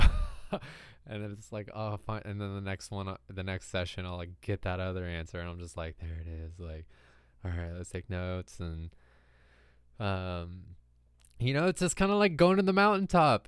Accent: California, United States; growing up in California

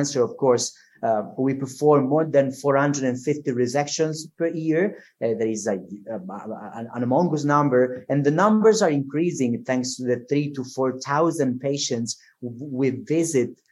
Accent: Sicily, Italy; English is a second language; moved away as an adult; now in Verona, Italy; I was born in Sicily 39 years ago. I grew up there and I graduated at the University of Palermo in 2009

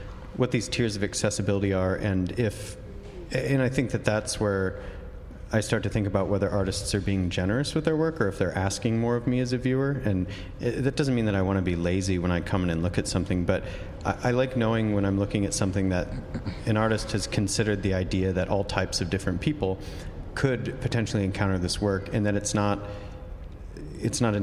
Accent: Oklahoma, United States

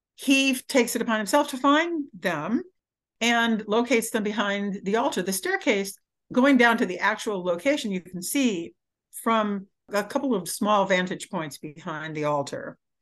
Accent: Michigan, United States; I grew up in Michigan.

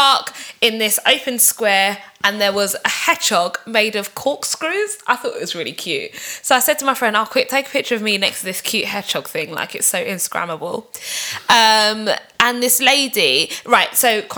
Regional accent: London, United Kingdom

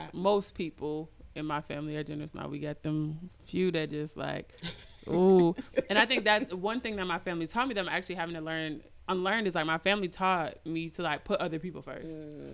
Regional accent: Minneapolis, Minnesota, United States; I grew up in the Midwest. I grew up in Minneapolis, Minnesota

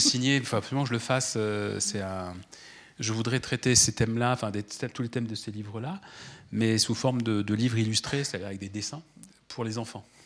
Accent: France; chez nous en France

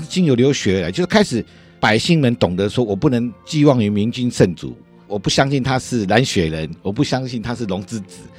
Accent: Taiwan; 我们台湾人

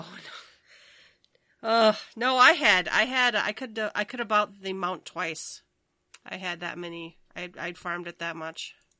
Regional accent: Minnesota, United States; I'm from Minnesota

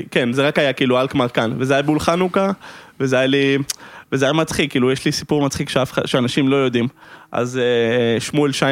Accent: Amsterdam, North Holland, Netherlands; אני גדלתי באמסטרדם, זה היה

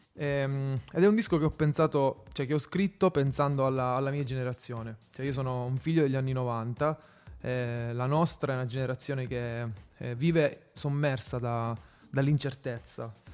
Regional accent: Sicily, Italy; moved away as an adult; now in Rome, Italy; Io stesso sono un fuori sede, sono siciliano, vivo ormai a Roma da sei anni

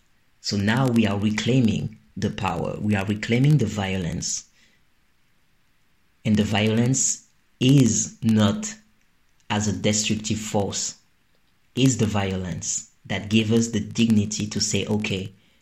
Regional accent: Guadeloupe, France; So growing up in Guadeloupe, I didn't really engage with carnival except in school

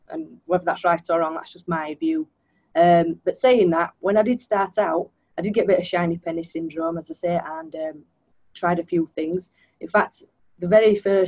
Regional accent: Leeds, Yorkshire and the Humber, United Kingdom; I am born and raised in Leeds, and because I've lived in this area all my life, even went to university here

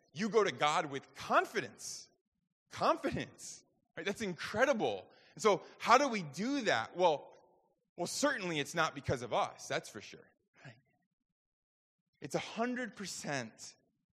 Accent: New York, United States; I grew up in New York, got my driver's permit when I was 15

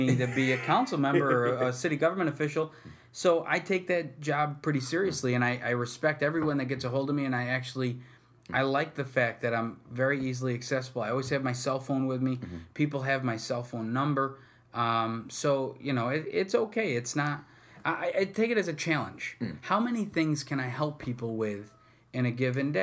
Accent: Utica, New York, United States; both born and raised in Utica, went through the whole Utica school system

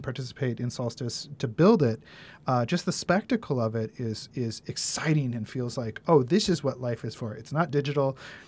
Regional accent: Ridgefield, Washington, United States; now in Santa Barbara, United States; That's my hometown has the 4th of July parade. We have the small town, Ridgefield, Washington, 4th of July parade.

